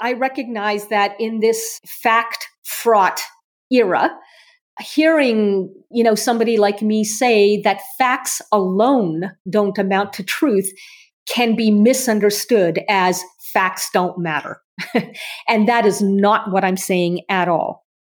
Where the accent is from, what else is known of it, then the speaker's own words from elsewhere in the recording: Canada; I'm Canadian